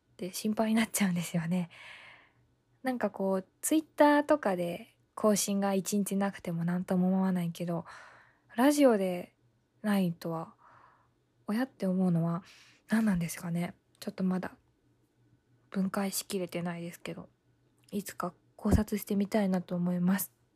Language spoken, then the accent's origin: Japanese; Ibaraki, Japan; 私茨城なんですけども、あの、茨城にはイバヤンっていて、 イバヤン、茨城のヤンキーで、イバヤンって言うんですけど、あの、私の出身の地域は、イバヤンがたくさんいるんですね